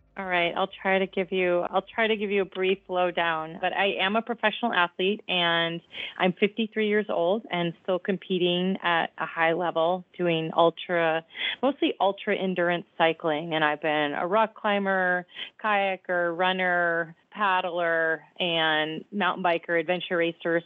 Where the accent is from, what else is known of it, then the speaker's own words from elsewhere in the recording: Downers Grove, Illinois, United States; I grew up in Downers Grove, Illinois, in the suburbs